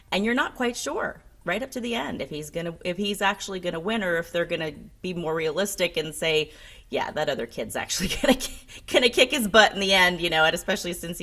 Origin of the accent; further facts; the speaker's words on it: New Jersey, United States; I grew up in New Jersey